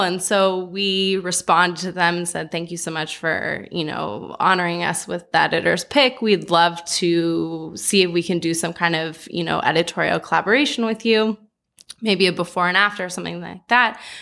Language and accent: English; Los Angeles, California, United States; also born or lived in New York; live somewhere outside of Los Angeles, having been born and bred here